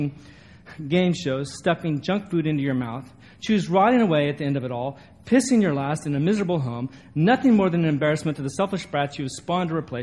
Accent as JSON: {"language": "English", "region": "a little town in Northern California", "country": "United States", "tie": "born or raised there", "moved": "yes", "said": "this little town that I grew up"}